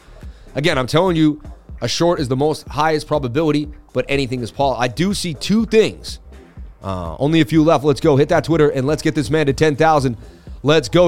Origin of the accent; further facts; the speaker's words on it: Boston, Massachusetts, United States; moved away; also born or lived in New York City; I'm from Boston. Lived in New York City.